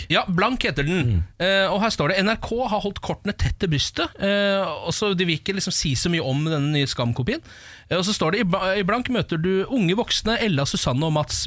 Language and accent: Norwegian; Norway; jeg er norsk så langt inn i sjelen min